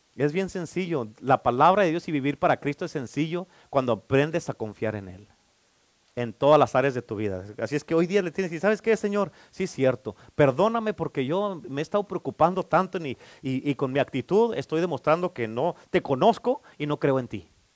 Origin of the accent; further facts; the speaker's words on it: Durango, Mexico; moved away; como soy de Durango, pues vamos a la iglesia